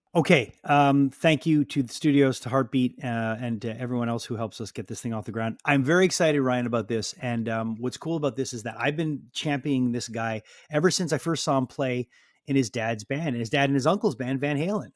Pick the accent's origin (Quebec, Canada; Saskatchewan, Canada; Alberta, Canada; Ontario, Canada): Quebec, Canada; Montreal; we're from Montreal